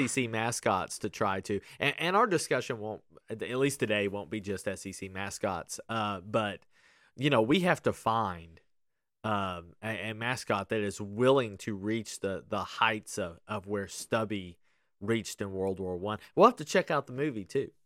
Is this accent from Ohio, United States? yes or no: no; Kentucky, United States; growing up in Kentucky